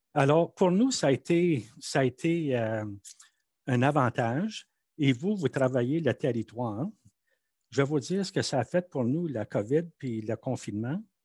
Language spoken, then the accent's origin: French; Manitoba, Canada; first language French; now in Ottawa, Canada; Moi, quand j'étais enfant au Manitoba, j'étais un sujet britannique.